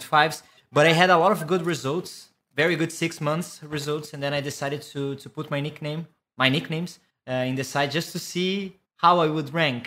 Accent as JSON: {"language": "English", "country": "Brazil", "tie": "born or raised there", "second_language": "English", "said": "I was born in Brazil."}